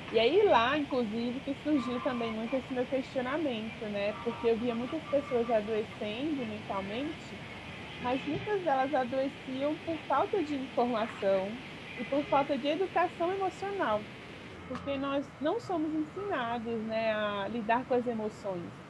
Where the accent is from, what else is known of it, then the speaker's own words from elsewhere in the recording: Brasília, Federal District, Brazil; moved away as an adult; also born or lived in Recife; Eu sou de Brasília.